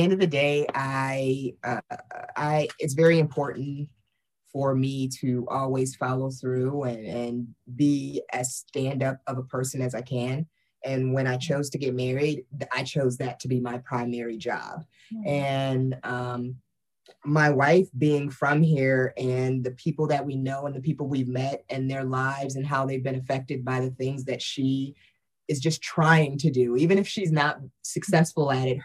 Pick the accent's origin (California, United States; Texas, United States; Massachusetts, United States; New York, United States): New York, United States; Rochester; also born or lived in Philadelphia; now in Erie, United States